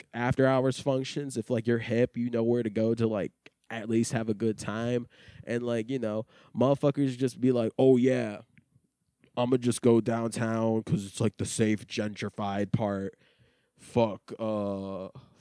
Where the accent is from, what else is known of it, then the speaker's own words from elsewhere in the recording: Detroit, Michigan, United States; I grew up in Metro Detroit, like, in the suburbs area